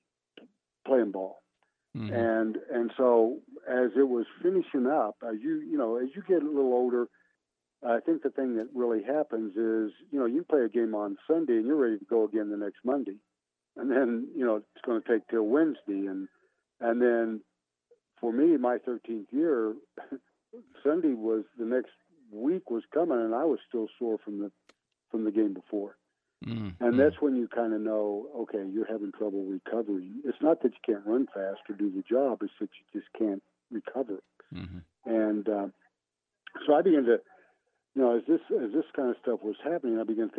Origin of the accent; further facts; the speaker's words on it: Oklahoma, United States; moved away as an adult; also born or lived in Pittsburgh; my hometown in Owosso, Oklahoma